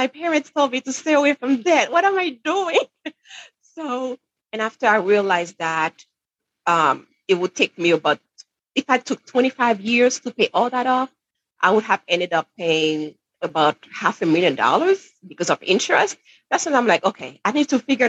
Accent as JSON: {"language": "English", "country": "Haiti", "tie": "born or raised there", "moved": "yes", "lives_now": "New Hampshire, United States", "said": "I'm originally from Haiti, from the Caribbean, where it's way warmer, by the way, than New Hampshire. But anyway, so growing up in Haiti"}